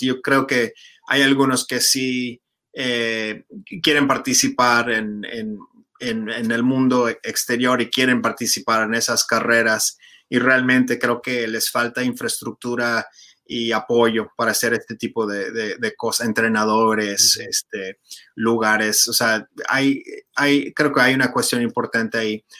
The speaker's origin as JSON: {"language": "Spanish", "region": "New York", "country": "United States", "said": "yo como neoyorquino"}